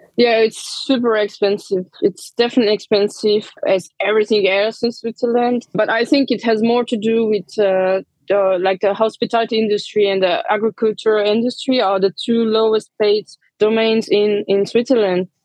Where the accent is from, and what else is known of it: Romania; born or raised there; moved away as an adult; also born or lived in London / Geneva